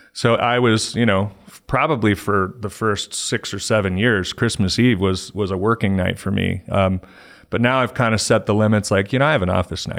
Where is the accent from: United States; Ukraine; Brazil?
United States; Littleton, Colorado; also born or lived in California; I'm a Colorado native. I grew up in Littleton